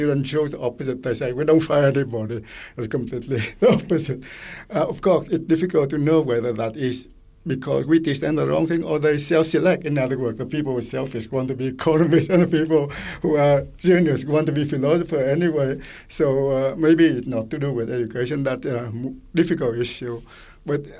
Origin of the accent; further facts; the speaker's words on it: Quebec, Canada; I come from Quebec, and my granddaughter goes to public school